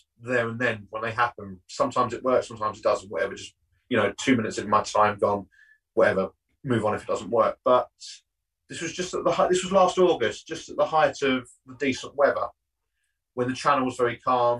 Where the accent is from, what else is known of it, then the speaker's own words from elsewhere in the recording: Southend-on-Sea, East of England, United Kingdom; I'm obviously from the South End area